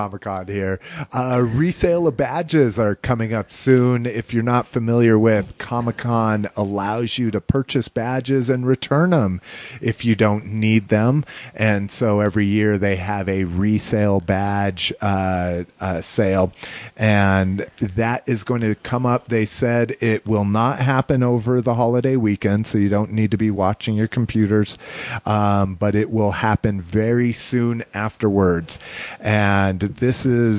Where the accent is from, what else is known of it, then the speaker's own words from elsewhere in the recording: New Mexico, United States; now in Denver, United States; growing up in New Mexico